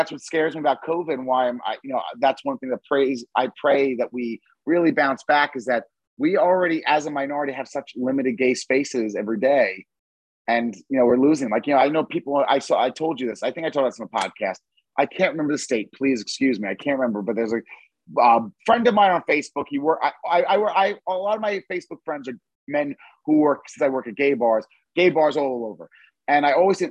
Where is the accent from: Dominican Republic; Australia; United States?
United States; Long Island, New York; now in Fort Lauderdale, United States; I'm from Long Island originally.